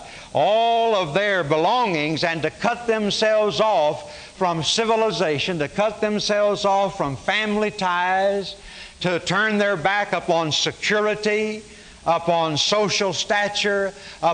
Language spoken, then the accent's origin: English; Arkansas, United States; also born or lived in Oklahoma; now in Dallas-Fort Worth, United States; I was born in Oklahoma. I grew up in Arkansas. I've lived in Dallas-Fort Worth since 1958.